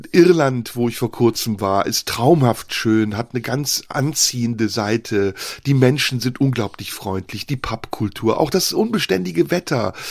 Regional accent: Turkey; ich darf essen, ich bin ja Türke, weil als

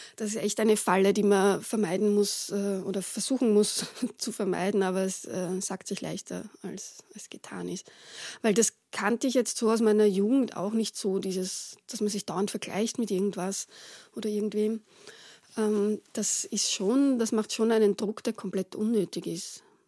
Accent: Retz, Lower Austria, Austria; moved away as an adult; wo ich aufgewachsen bin also teilweise hingezogen sind, äh, nämlich eben äh, nach Retz.

